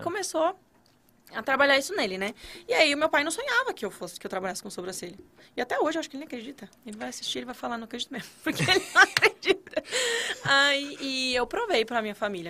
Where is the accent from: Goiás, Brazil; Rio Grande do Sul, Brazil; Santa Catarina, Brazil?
Santa Catarina, Brazil; moved away as an adult; now in Brasília, Brazil; catarinense. moro em Brasília tem. Vai fazer dois anos, na verdade